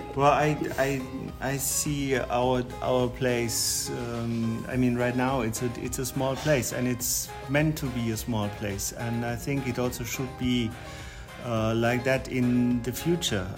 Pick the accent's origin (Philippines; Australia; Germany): Germany; moved away as an adult; also born or lived in China / Korea / Taichung; now in Luye, Taiwan; I'm born and raised in Germany, married to a Taiwanese, was working in China and Korea, live now in Luye